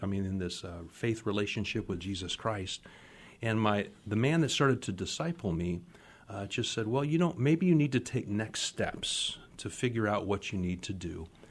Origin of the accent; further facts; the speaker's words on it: Phoenix, Arizona, United States; moved away as an adult; also born or lived in Minnesota; now in Seattle, United States; grew up in Phoenix, Arizona.